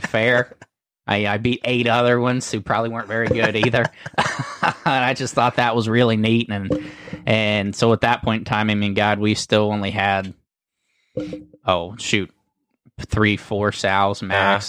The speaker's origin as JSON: {"language": "English", "town": "Uhrichsville", "region": "Ohio", "country": "United States", "tie": "born or raised there", "said": "we're from Uricksville, Ohio"}